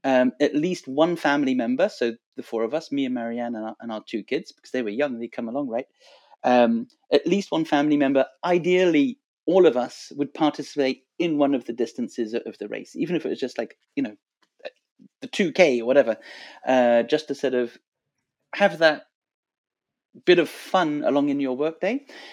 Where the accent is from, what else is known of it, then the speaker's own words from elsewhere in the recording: Montreal, Quebec, Canada; also born or lived in Boston, United States; So I spent 3 years growing up in Boston. I went to high school there. And then fast forward to this weekend, big party at the Cieli new space, Cieli Athletics, here in Montreal, our hometown.